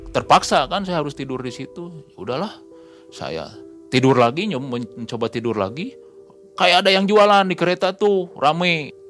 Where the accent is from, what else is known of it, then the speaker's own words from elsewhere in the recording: Bandung, West Java, Indonesia; kamu dari mana saya dari Bandung